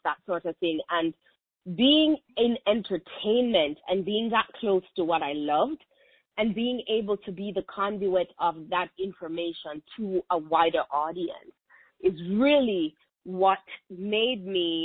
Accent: Kingston, Jamaica; moved away as an adult; I was born and raised in Kingston, Jamaica

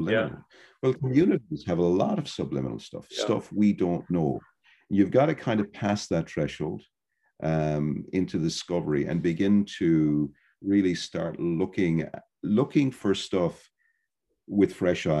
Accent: Ireland; I'm from Ireland

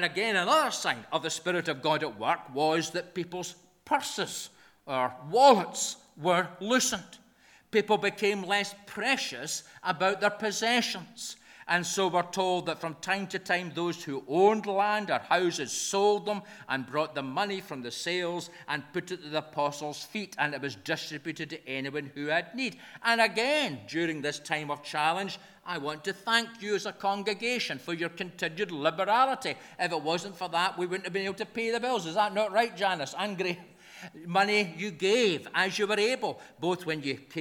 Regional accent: Scotland, United Kingdom; we're Scottish folk in the kirk

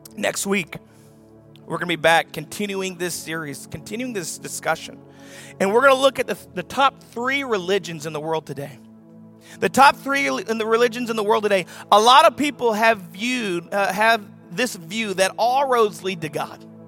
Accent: the South, United States; I'm from the South

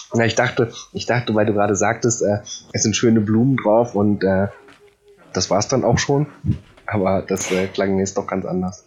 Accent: Poland; now in Germany; ich bin Pole

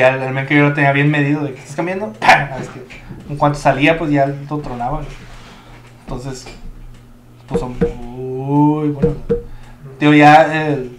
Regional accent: Mexico; yo, siendo mexicano

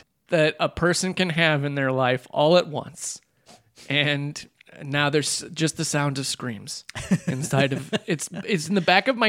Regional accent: Iowa, United States; moved away; I'm from Iowa.

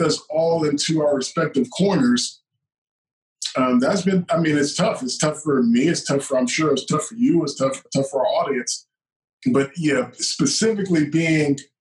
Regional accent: Georgia, United States; I'm from Georgia

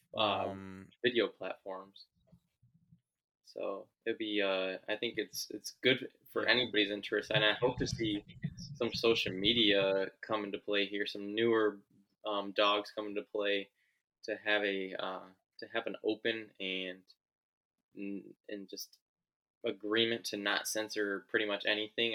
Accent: United States; as an American

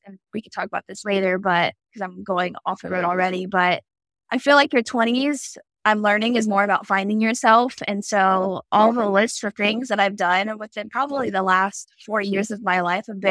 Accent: Ashville, Ohio, United States; also born or lived in Columbus, Ohio; I grew up in Asheville, Ohio

